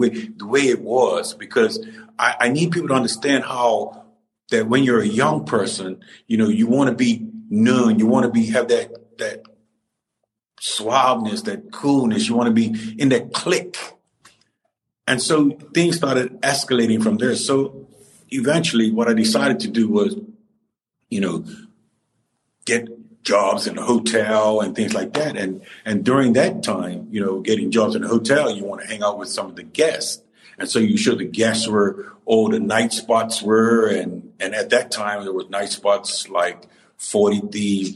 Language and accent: English; Cedar Hill, Warwick, Bermuda; I grew up at Purvis in Cedar Hill, Warwick, at Purvis School, and I went to school there